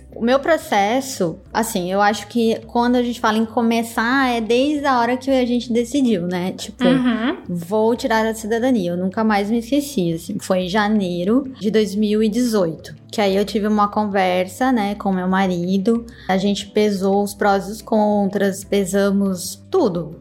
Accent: Santa Catarina, Brazil; Santa Catarina, que é de onde eu venho, né, daquela região é mais forte. Então eu cresci ouvindo pessoas falarem em dialeto italiano.

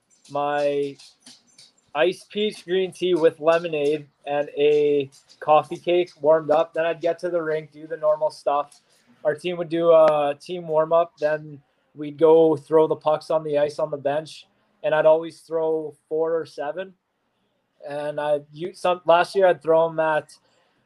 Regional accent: Saskatchewan, Canada; now in Portland, United States; I'm from Saskatchewan

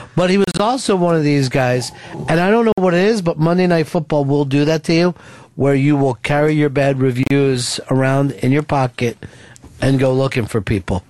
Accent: Philadelphia, Pennsylvania, United States; Growing up in Philadelphia

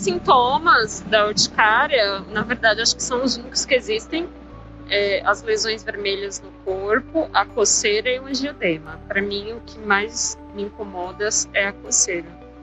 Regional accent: São Paulo, Brazil; sou da cidade de São Paulo

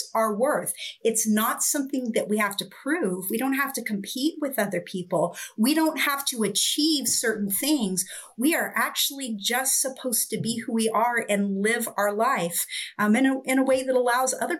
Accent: Oregon, United States; I grew up in Oregon and I spent a lot of time in the forest

